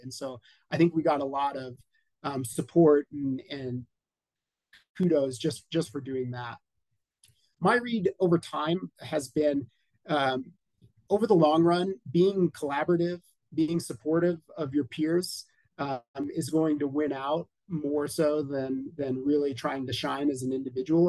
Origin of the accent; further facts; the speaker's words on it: Colorado, United States; I am in my home state of Colorado, right smack in the middle of the U.S. in Denver